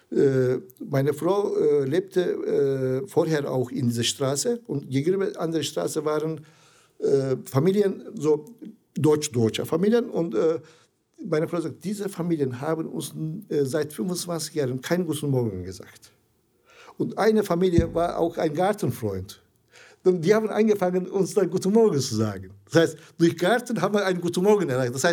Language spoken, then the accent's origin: German; Zonguldak, Turkey; born or raised there; German is a second language; now in Essen, Germany